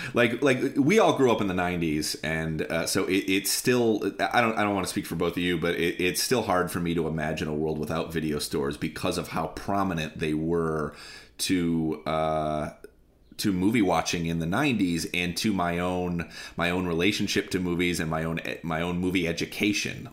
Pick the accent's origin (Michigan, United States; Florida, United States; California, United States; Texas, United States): Michigan, United States; Lansing; now in Chicago, United States; I grew up in a city, I grew up in Lansing, Michigan